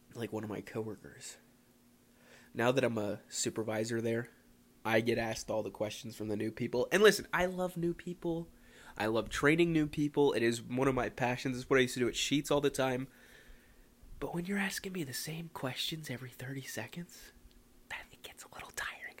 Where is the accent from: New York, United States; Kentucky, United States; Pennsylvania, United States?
Pennsylvania, United States; Philadelphia; moved away